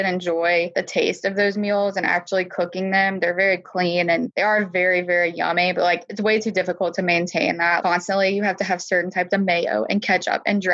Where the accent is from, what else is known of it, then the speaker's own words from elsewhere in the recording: the South, United States; I'm from the South